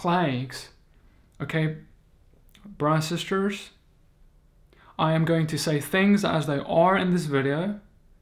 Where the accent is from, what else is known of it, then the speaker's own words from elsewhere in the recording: South Africa; I come from South Africa